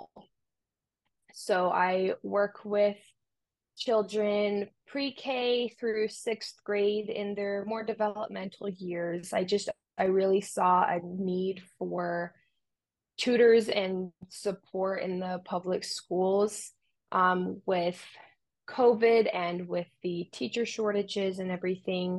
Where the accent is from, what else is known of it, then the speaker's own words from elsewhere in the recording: Romania; moved away; I grew up in Romania